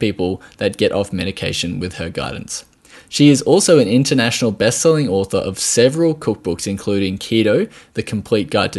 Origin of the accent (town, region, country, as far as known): Australia